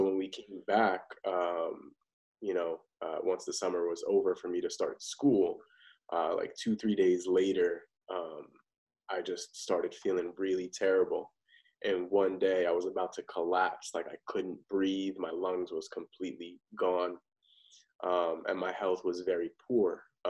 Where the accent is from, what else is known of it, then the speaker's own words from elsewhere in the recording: Parsippany, New Jersey, United States; I grew up in Parsippany, New Jersey, nice suburban neighborhood